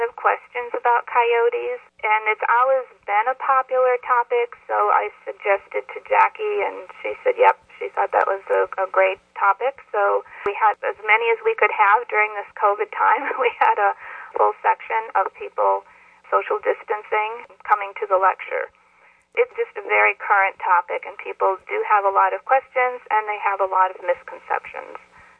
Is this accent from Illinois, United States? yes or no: no; Wisconsin, United States; moved away as an adult; also born or lived in Minnesota; now in New York, United States; Sure. I grew up in Wisconsin and went to college in Wisconsin and then transferred to Minnesota